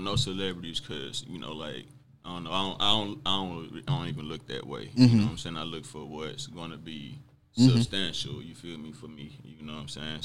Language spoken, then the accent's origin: English; Mississippi, United States; I grew up in Mississippi